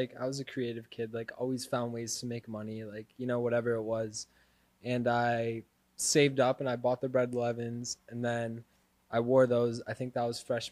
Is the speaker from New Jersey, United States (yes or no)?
no; Santa Rosa, California, United States; moved away as an adult; now in Los Angeles, United States; I grew up in the Bay Area